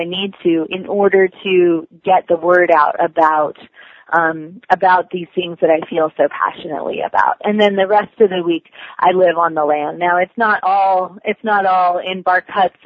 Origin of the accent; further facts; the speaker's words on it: Washington, United States; now in Appalachians, United States; I actually grew up in Washington State